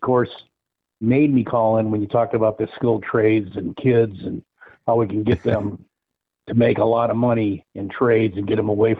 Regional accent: Detroit, Michigan, United States; moved away; I grew up in Detroit

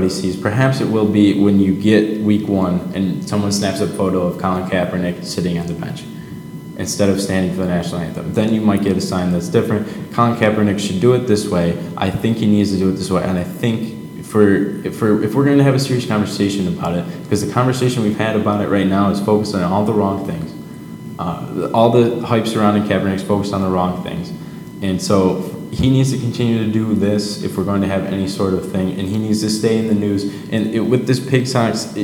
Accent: Livonia, Michigan, United States; My experience growing up in Livonia is 96% white

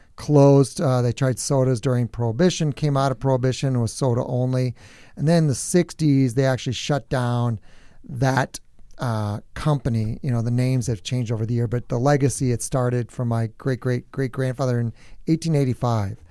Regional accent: New Prague, Minnesota, United States; I'm from New Prague, so it's just, you know, northeast of here about forty-five minutes, just south of the metro

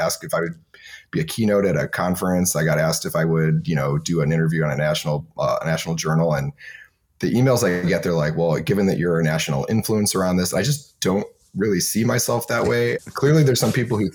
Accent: Michigan, United States; now in Bay Area, United States; I grew up in Michigan where it was really cold and I'm used to cold.

